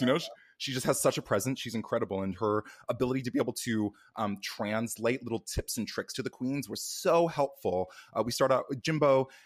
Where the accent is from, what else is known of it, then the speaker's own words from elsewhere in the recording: Canada; moved away as an adult; now in United States; I was born and raised in Canada